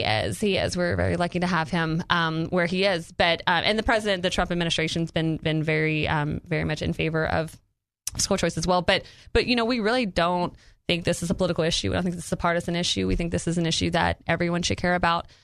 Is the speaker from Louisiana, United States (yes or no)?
yes; Louisiana, United States; moved away as an adult; now in Arkansas, United States; it's my home state